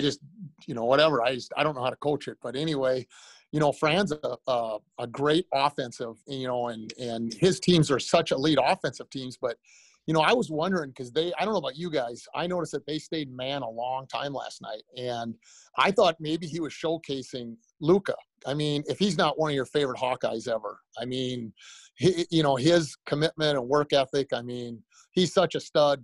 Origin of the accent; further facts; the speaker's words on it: Breda, Iowa, United States; moved away as an adult; also born or lived in South Dakota; now in Minnesota, United States; I was born and raised in a town called Breda, Iowa